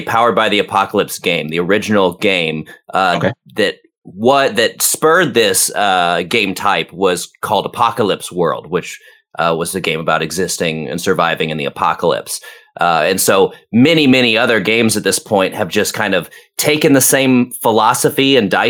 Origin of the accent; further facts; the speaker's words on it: Atlanta, Georgia, United States; moved away as an adult; now in Nashville, United States; I'm from like the northern suburbs of Atlanta